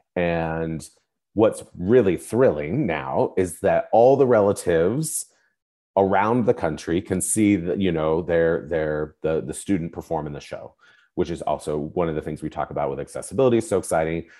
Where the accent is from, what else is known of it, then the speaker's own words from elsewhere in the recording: Spokane, Washington, United States; I grew up in Spokane, Washington.